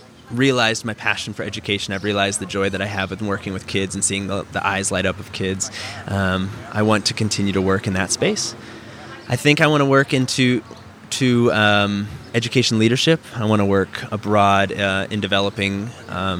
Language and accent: English; Iowa, United States; moved away as an adult; also born or lived in Thailand; now in St. Louis, United States; I born and raised in Iowa and went to the University of Iowa and studied theater